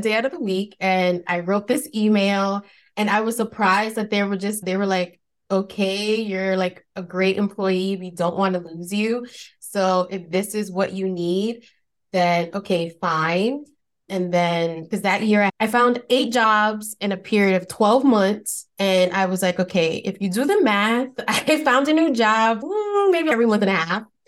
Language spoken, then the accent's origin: English; New York City, New York, United States; accent: Spanish Bronx accent; I'm originally from New York, from the Bronx, to be specific